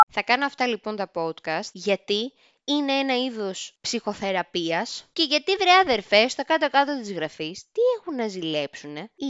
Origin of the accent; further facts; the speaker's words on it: Lamia, Central Greece, Greece; είμαι μίση από τη Λαμία, είμαι μίση από την Ξάνθη, η μαμά μου είναι από την πανέμορφη Ξάνθη